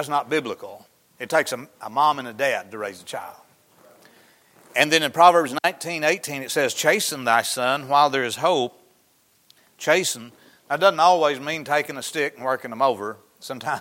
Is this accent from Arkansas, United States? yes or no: yes; Mount Pleasant, Arkansas, United States; I grew up in Izzard County. Graduated from the high school there in Mount Pleasant.